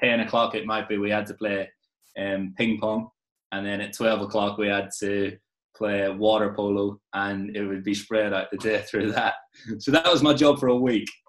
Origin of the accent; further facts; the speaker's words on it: Ireland; also born or lived in Liverpool; I was born in Liverpool, lived there before I moved moved to Ireland, um, and then obviously spent most of my childhood in Ireland